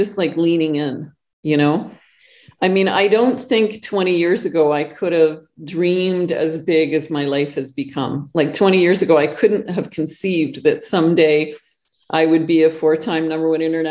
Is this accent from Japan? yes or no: no; Northern Canada, Canada; now in Costa Rica; I'm not just Canadian, but I grew up in the backwoods of Northern Canada.